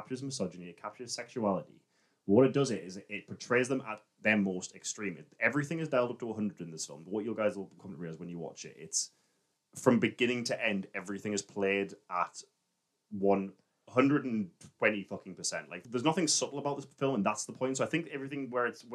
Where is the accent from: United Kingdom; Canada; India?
United Kingdom; England; an Englishman